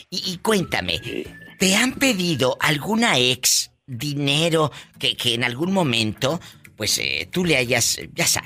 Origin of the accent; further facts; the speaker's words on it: Tuzantán, Chiapas, Mexico; Yo nací en Chiapas. Hay un abrazo a mi gente de Chiapas.